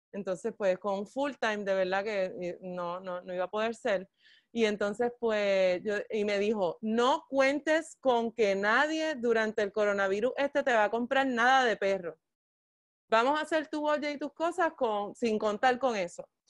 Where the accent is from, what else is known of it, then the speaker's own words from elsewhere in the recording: Bayamón, Puerto Rico; also born or lived in Ketchikan, Alaska; vine a Puerto Rico este, a los 10 meses de nacida y entonces me crió mi abuelita en, Bayamón, en la cuarta sección de Lomas Verdes. Este, y entonces, pues sí, allí crecí